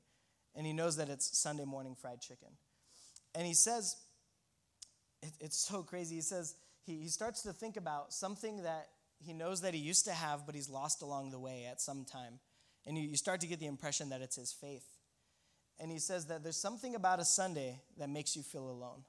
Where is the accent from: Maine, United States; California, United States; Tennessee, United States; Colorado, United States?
Colorado, United States; me and my buddy from Colorado, if I didn't mention, we're from Colorado